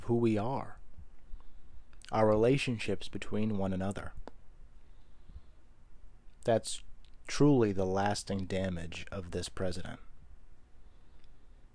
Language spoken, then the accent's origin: English; United States; As an American, an American in their 20s